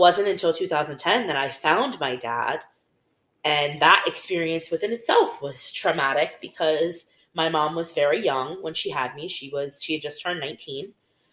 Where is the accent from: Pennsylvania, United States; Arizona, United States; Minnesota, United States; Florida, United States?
Florida, United States; Pembroke Pines; I grew up in Pembroke Pines, mm-hmm. which was up and coming at the time. And I went to the same elementary school, same middle school, same high school.